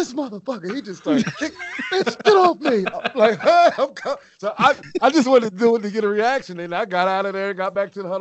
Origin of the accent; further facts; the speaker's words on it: Pottstown, Pennsylvania, United States; my hometown, Pottstown